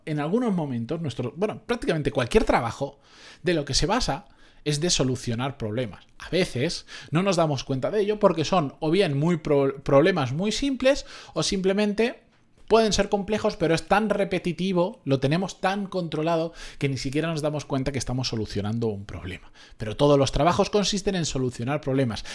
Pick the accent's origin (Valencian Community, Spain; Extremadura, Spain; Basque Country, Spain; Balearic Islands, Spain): Valencian Community, Spain; Benidorm; de donde yo soy, de Benidorm, de aquella zona